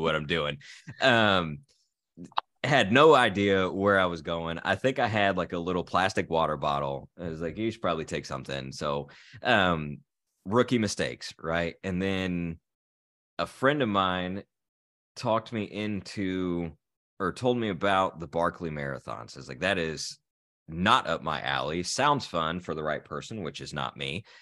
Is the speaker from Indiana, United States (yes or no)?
yes; Terre Haute, Indiana, United States; Terre Haute, which is actually my hometown